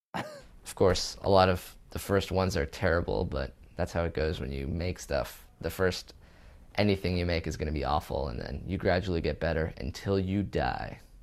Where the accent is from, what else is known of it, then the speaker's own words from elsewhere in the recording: California, United States; moved away as an adult; also born or lived in Israel; now in New York, United States; I was born in Israel, moved to California at age two, moved to New York at age twenty-two